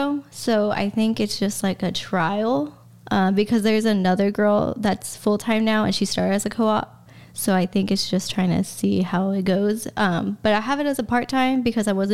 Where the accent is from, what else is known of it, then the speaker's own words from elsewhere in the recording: San Antonio, Texas, United States; I'm from San Antonio